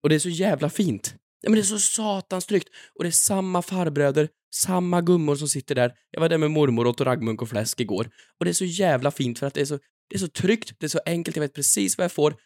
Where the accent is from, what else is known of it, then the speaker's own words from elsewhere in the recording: Sunne, Värmland, Sweden; now in Stockholm, Sweden; jag är från Sunne